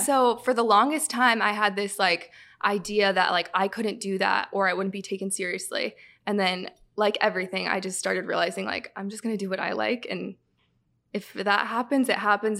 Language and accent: English; Southern California, United States; moved away as an adult; now in Michigan, United States; I'm from California, Southern California, so I grew up a Kings fan.